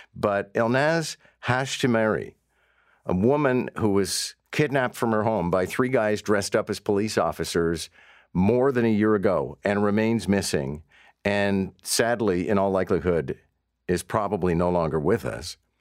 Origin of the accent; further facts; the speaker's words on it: Montreal, Quebec, Canada; moved away as an adult; now in Toronto, Canada; having grown up in Montreal